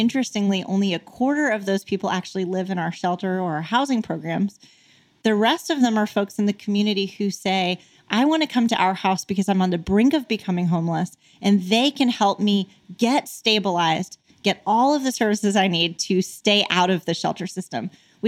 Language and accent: English; Arkansas, United States; on me because I was from Arkansas.